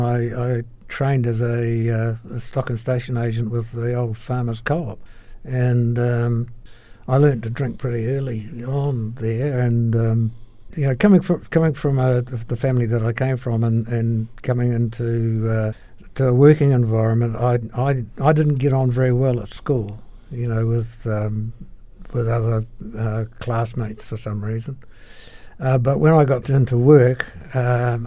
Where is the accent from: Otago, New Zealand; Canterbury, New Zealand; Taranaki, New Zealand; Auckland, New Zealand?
Canterbury, New Zealand; Christchurch; also born or lived in Nelson, New Zealand; I moved to Christchurch with my family when my father, who was a meteorologist, transferred to Christchurch from Nelson